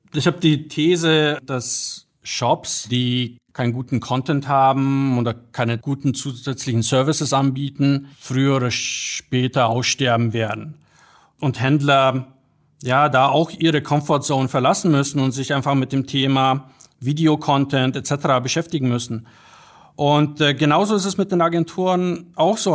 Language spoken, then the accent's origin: German; Bad Griesbach, Bavaria, Germany; also born or lived in Poland / Munich; ich bin aufgewachsen in Bad Griesbach. Das ist so ein Kaff mit paar tausend Einwohnern